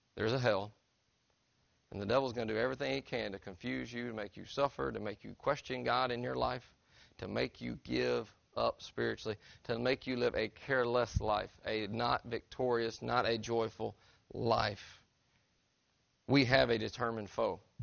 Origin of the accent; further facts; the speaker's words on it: Tennessee, United States; I'm from Tennessee